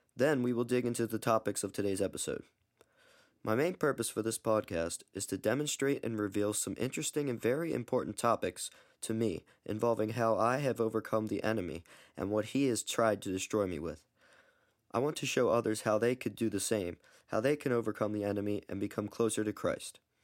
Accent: Baltimore, Maryland, United States; I'm nineteen years old, and I'm from Baltimore, Maryland.

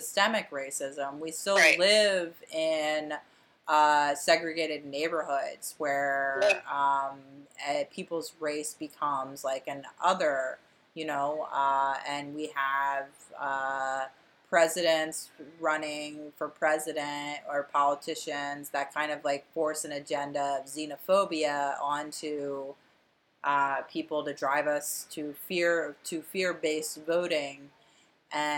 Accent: Delaware County, Pennsylvania, United States; moved away; also born or lived in Fishtown, Philadelphia; we're two hosts from Delco

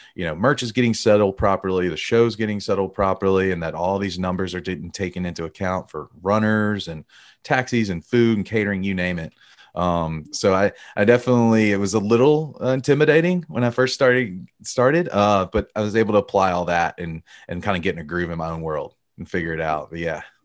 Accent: Alabama, United States; I grew up in Alabama, a Bama boy.

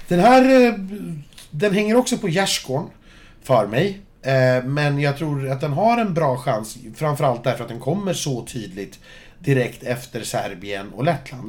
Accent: Sweden; jag som svensk

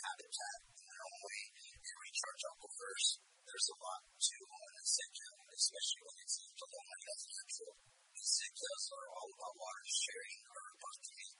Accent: Pecos, New Mexico, United States; I was raised in Pecos, Mexico. I'm a 13th generation Mexican.

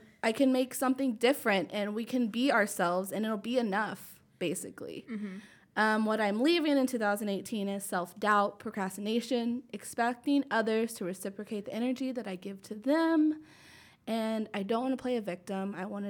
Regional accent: United States; all three of us are kind of in this in-between of being Mexican-American, being, like, Latina enough, for, like, the old Selena saying, like, we're not Mexican enough, we're not American enough.

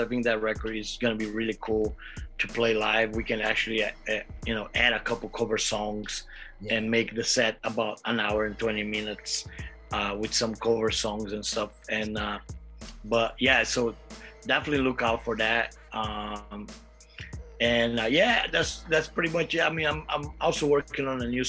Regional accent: Brazil; I'm from Brazil

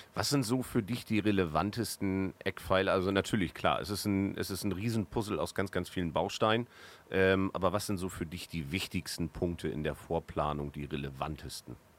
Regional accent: Northern Germany, Germany; als Norddeutscher

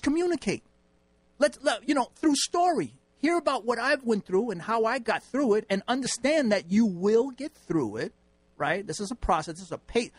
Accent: New York City, New York, United States; moved away as an adult; I'm from New York

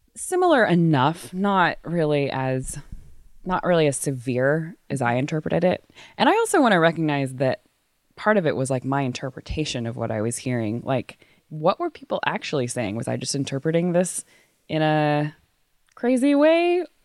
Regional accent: Waco, Texas, United States; also born or lived in East Africa; now in San Francisco, United States; I grew up in Waco, Texas, which is a very conservative place in the Bible Belt

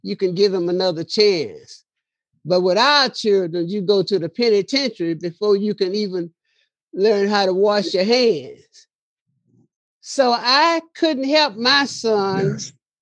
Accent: Chicago, Illinois, United States; I was born in Chicago

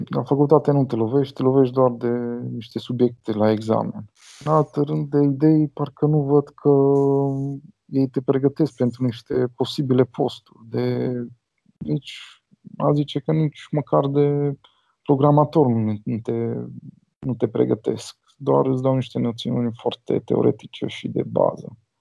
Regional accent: Cluj-Napoca, Cluj County, Romania; Eu sunt din Cluj și am fost la liceul de informatică

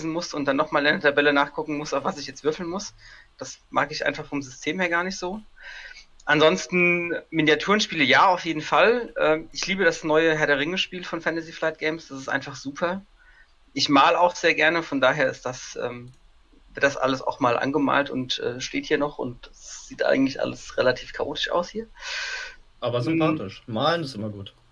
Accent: Kaiserslautern, Rhineland-Palatinate, Germany; Ähm, ich komme aus Kaiserslautern, bin 32 Jahre alt

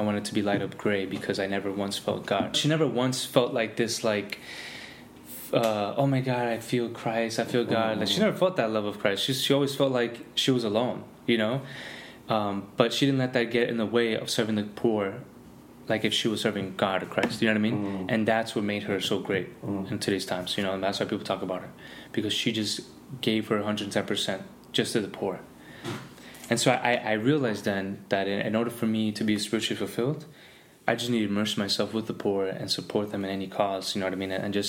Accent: Miami, Florida, United States; also born or lived in California; Because, again, I came from Miami, had a lot of experiences out there

